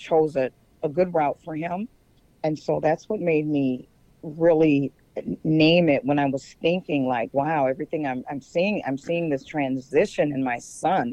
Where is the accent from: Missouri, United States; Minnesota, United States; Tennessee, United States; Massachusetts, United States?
Minnesota, United States; moved away as an adult; also born or lived in Atlanta, Georgia; I'm from Minnesota, and I went to Atlanta, Georgia, and had my sons